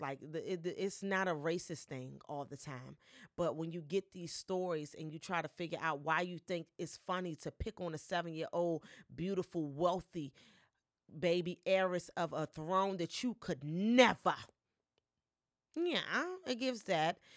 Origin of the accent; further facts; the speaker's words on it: Washington, District of Columbia, United States; I am a Washingtonian. I was born, raised, and I still live here and pay property tax